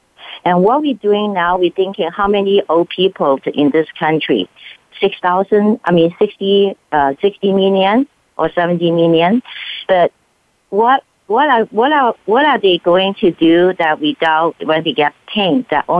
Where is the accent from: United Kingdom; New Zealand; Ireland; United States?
United States; California; So I come from California.